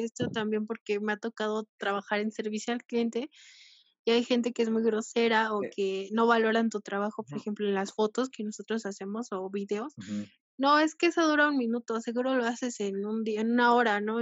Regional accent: Mexico; como mexicanos

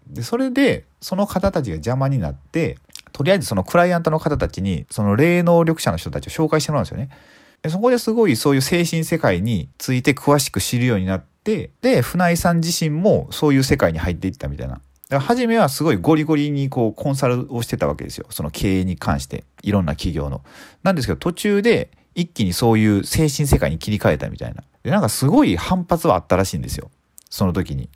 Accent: Suzuka, Mie, Japan; 僕の地元の三重県の鈴鹿

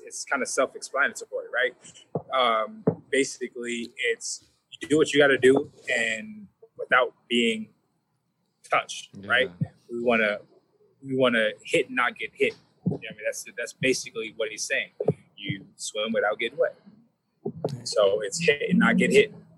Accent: Pomona, California, United States; I grew up in Pomona, California.

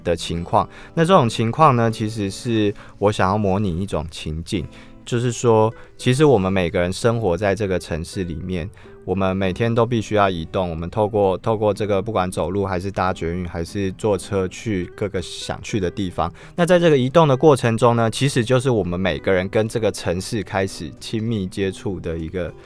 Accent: Taipei, Taiwan; 像对我这个土生土长的台北人来说

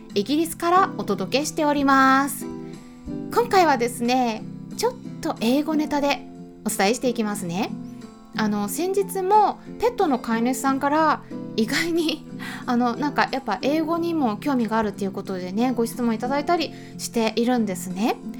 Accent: Japan; 私たち日本人

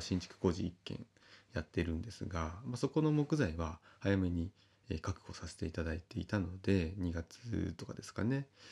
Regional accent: Kita-Uonuma, Niigata, Japan; 私は私で北魚沼の、えー、生まれの故郷

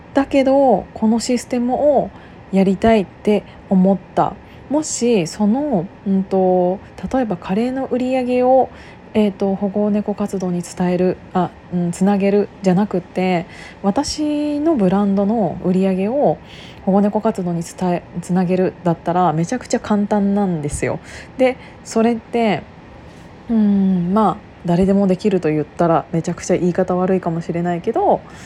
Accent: Kiryu, Gunma, Japan; moved away; 私がその群馬県桐生市出身なんですけど

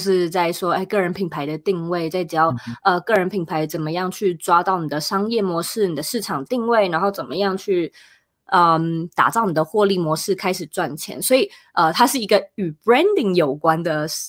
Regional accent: Taiwan; moved away as an adult; now in United States; 那时候住在台湾，我是台湾人

